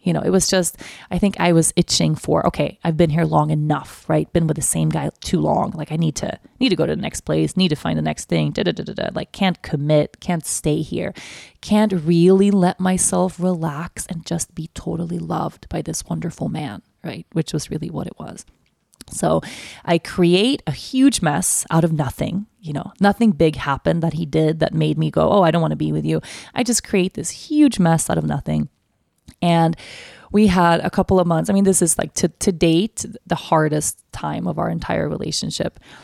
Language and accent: English; Sweden; moved away; Sweden as my home country